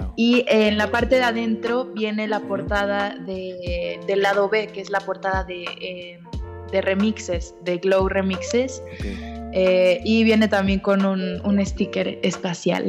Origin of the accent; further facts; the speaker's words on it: Mexico; also born or lived in Argentina / Mexico City / Cuernavaca; a los seis años me vine a México. Tengo 25 años